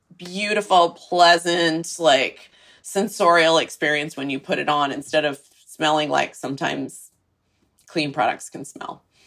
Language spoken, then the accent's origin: English; Texas, United States; moved away; I'm from Texas, so it's kind of in my blood a little bit